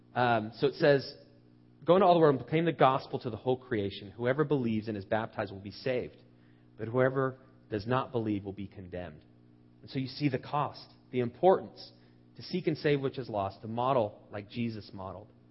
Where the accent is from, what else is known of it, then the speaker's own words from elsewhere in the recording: United States; as Americans